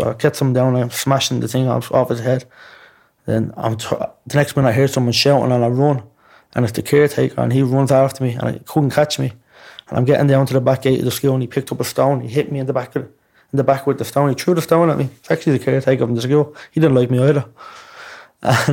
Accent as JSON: {"language": "English", "town": "Dublin", "region": "Leinster", "country": "Ireland", "also_born_or_lived": "Blanchardstown", "said": "I was from Ballymun"}